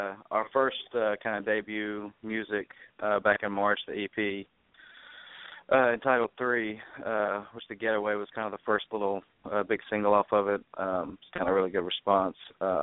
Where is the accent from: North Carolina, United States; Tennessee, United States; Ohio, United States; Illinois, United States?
North Carolina, United States; Greensboro; now in Nashville, United States; Yeah, we're just we're identical twins from Greensboro, North Carolina, and we both kind of started really getting into music and writing music kind of in our teenage years.